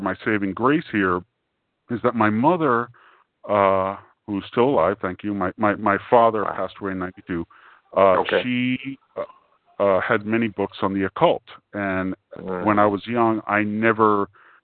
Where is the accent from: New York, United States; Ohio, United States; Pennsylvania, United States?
New York, United States; New York City; because I came from New York City